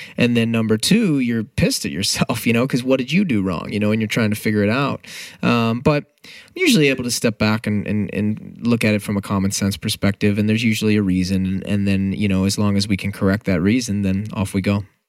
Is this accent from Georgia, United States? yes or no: no; St. Louis, Missouri, United States; no offense to my hometown